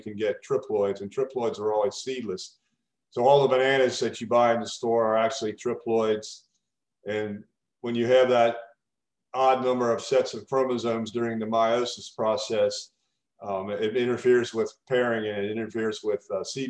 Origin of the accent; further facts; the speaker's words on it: Kentucky, United States; moved away as an adult; now in Florida, United States; I grew up in Kentucky, and I did my PhD at the University of Kentucky